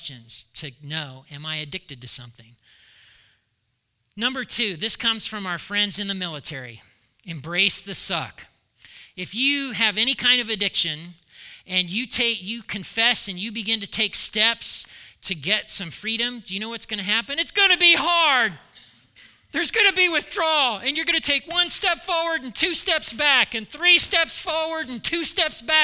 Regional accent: United States

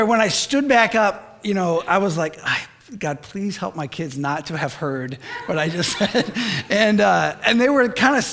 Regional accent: Michigan, United States; moved away; I'm from Michigan

